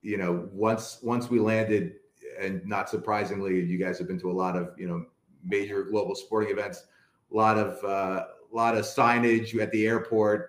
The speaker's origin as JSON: {"language": "English", "country": "United States", "also_born_or_lived": "Wales", "said": "I'm an American."}